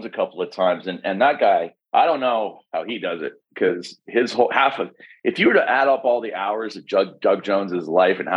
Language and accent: English; Vancouver, British Columbia, Canada; also born or lived in Texas; now in Los Angeles, United States; I'm from Vancouver